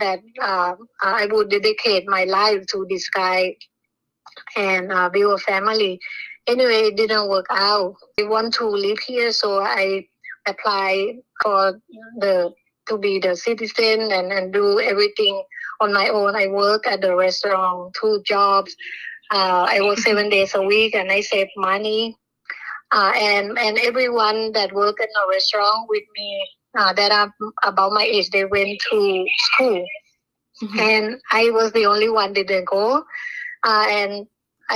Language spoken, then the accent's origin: English; Bangkok, Thailand; English is a second language; moved away; I was born in Bangkok. My mom worked as a cook at a restaurant. My dad is alcoholic and can never keep any job